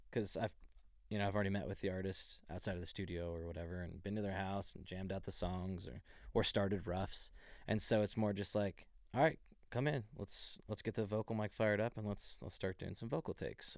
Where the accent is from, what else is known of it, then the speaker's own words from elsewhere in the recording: Dallas, Texas, United States; I'm originally from Dallas, Texas, like a little bit outside of Dallas